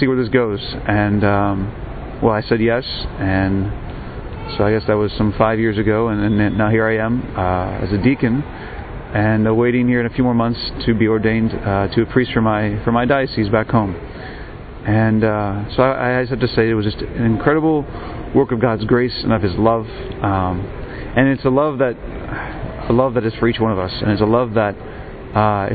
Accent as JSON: {"language": "English", "country": "United States", "said": "I'm an American seminarian, a deacon actually"}